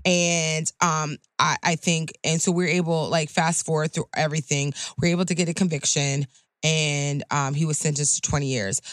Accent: Clearwater, Florida, United States; born and raised in Florida, born and raised in South, and very proud of that fact

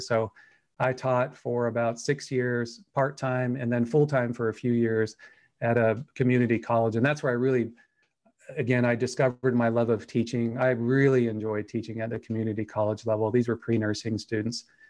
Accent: Anaheim, California, United States; moved away as an adult; now in Idaho, United States; I was born in Anaheim, California, and then, uh, you know, did the, the linear path all the way to the University of California at Riverside

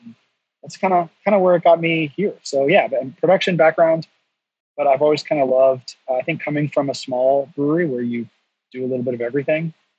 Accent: North Carolina, United States; I'm from North Carolina

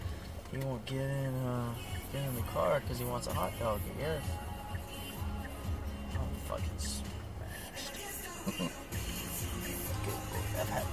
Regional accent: near Auburn, Alabama, United States; now in Nashville, United States; I'm from near Auburn.

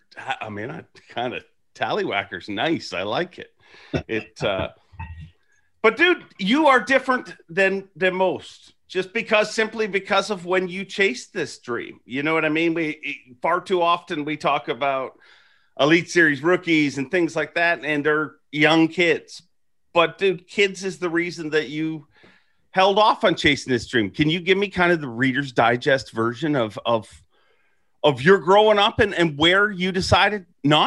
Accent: Canada; Well, I don't address politics because I'm Canadian

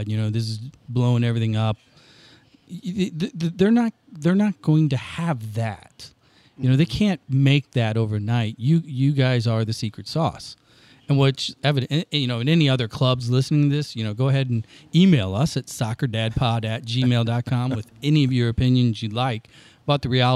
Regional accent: Granite City, Illinois, United States; growing up in Granite City, we were Miller Lite, we were Elks

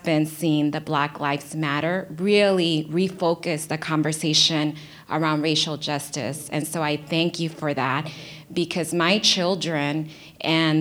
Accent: Los Angeles, California, United States; I grew up in South LA before the crack cocaine epidemic

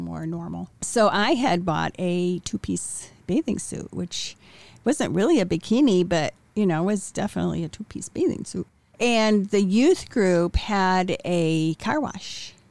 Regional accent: Wheaton, Illinois, United States; I was born in Wheaton, Illinois. I was born in nineteen fifty-five. I was the ninth of ten children.

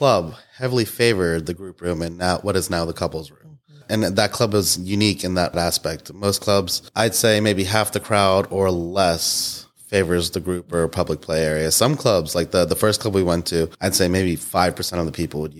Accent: United States; moved away as an adult; now in Pittsburgh, United States; we're from Pittsburgh. I moved to Pittsburgh for college from, like, you know, 70 miles away.

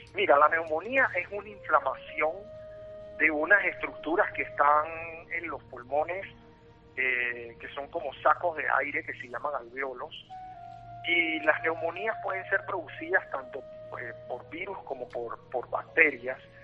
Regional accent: Panama; soy panameño y radico aquí en Panamá

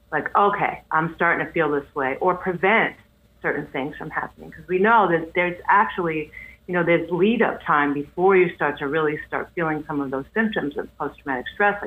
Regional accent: New York City, New York, United States; I'm from Queens

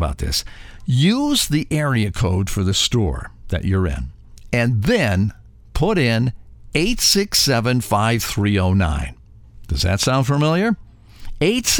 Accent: Cleveland, Ohio, United States; we're from Cleveland, too

